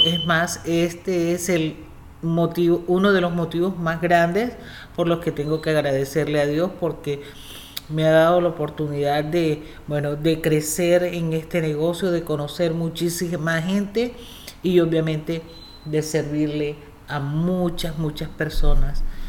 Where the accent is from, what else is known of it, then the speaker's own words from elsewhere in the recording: Cartagena, Bolívar, Colombia; moved away as an adult; also born or lived in Indiana, United States; now in United States; Bueno, yo soy colombiana. Eh, soy de la ciudad de Cartagena, una de las ciudades más lindas que tiene Colombia